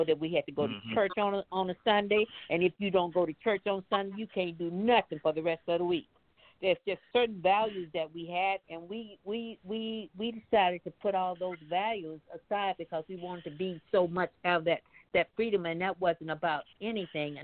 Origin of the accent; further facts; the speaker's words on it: Mississippi, United States; moved away; I come from Mississippi, and I was just there when we buried my brother.